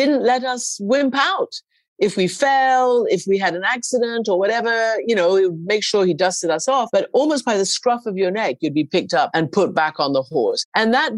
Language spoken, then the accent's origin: English; Iran; I grew up in Iran of an English mother and a Persian father.